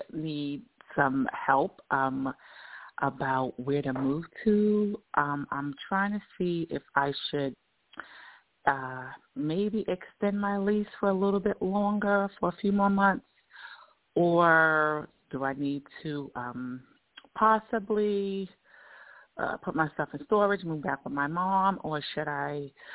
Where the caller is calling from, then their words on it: Georgia, United States; I'm calling from Georgia.